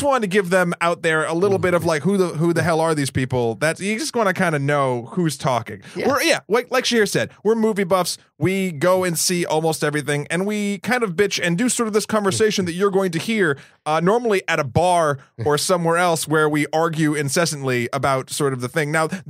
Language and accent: English; Massachusetts, United States; born there; also born or lived in New Hampshire; now in New York City, United States; Well, I was born in Massachusetts, moved to New Hampshire.